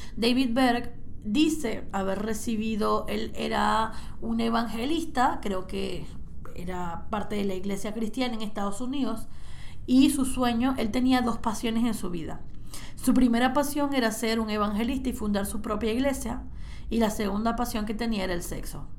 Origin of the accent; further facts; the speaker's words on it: Cabimas, Zulia, Venezuela; Yo crecí en una casa en Venezuela, en Cabimas, en el estado Zulia